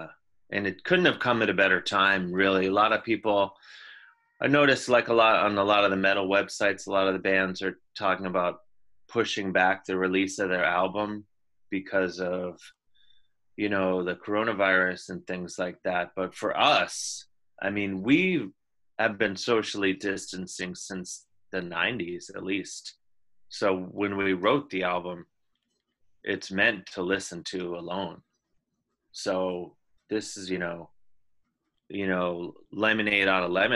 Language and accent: English; Indiana, United States; I'm from Indiana